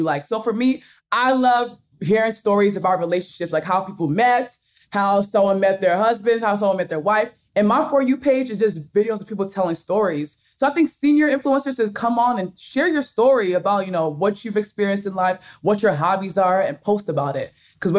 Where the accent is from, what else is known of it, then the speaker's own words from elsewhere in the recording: Nigeria; accent: Nigerian; I'll read words with my Nigerian accent because I kind of switch back to my Nigerian accent.